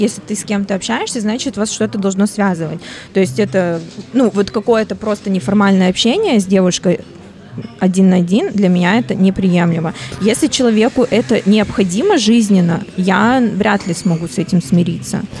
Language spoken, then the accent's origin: Russian; Vladivostok, Primorsky Krai, Russia